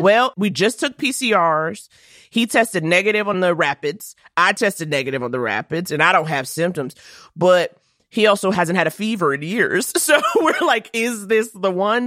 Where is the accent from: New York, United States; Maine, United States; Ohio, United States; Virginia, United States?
New York, United States; New York City; I grew up in Harlem